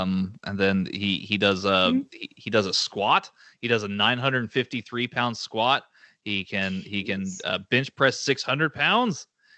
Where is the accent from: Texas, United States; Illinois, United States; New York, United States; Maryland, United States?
Texas, United States; As a Texan